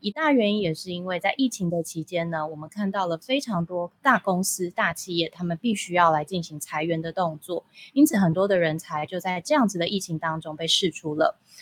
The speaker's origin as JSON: {"language": "Chinese", "country": "Taiwan", "said": "我们台湾人最喜欢就是到处旅游了"}